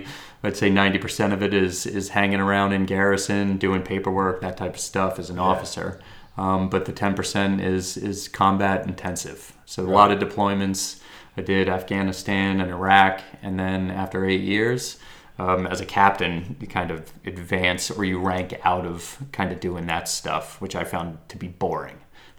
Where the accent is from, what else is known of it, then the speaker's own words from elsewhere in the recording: Fort Collins, Colorado, United States; Colorado, Fort Collins, Colorado. So, yeah. If you're unfamiliar, that's by the mountains.